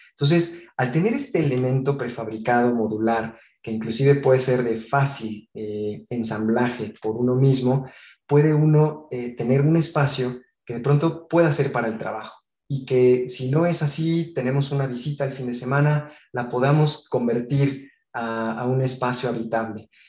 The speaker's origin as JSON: {"language": "Spanish", "town": "Guadalajara", "region": "Jalisco", "country": "Mexico", "tie": "born there", "said": "Nací en, en Guadalajara, en México, pero me he cambiado cerca de 12 veces de, ciudad y, de escuela, 25 de casa"}